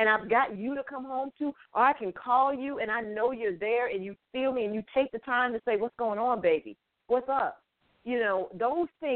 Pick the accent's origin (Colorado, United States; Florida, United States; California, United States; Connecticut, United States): Connecticut, United States; I'm from Connecticut